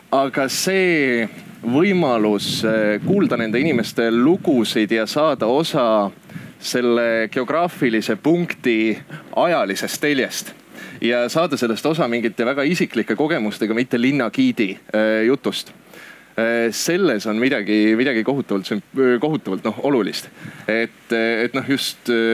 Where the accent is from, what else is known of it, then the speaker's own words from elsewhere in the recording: Orissaare, Saare County, Estonia; moved away; see koht, kus ma päriselt ise pärit olen, on Orissaare, mis on Saaremaa idaosas